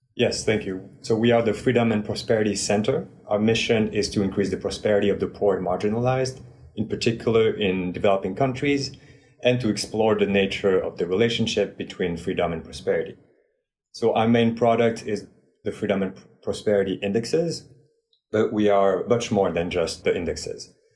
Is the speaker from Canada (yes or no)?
no; France; moved away; I am originally from France